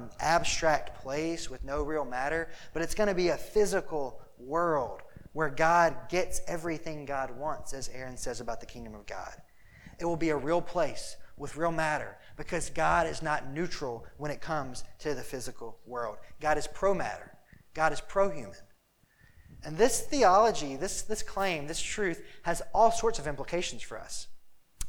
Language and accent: English; Mississippi, United States; now in Chicago, United States; I'm from Mississippi, we like jump in ponds